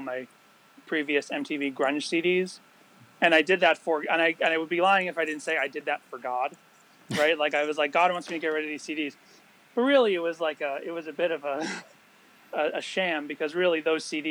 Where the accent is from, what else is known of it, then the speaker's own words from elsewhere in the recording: Massachusetts, United States; I grew up in Massachusetts